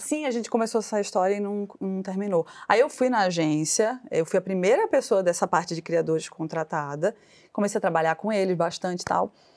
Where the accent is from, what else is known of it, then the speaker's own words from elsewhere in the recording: Pernambuco, Brazil; now in São Paulo, Brazil; como toda pernambucana, né, orgulhosa